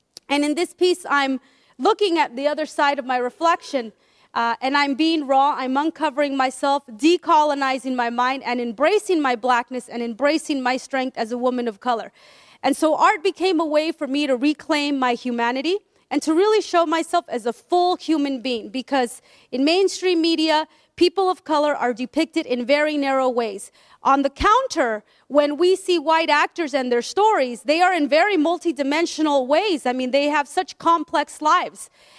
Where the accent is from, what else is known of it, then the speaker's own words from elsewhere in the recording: Peru; I'm from Peru. My family's from Peru, and yet we never talked about our blackness.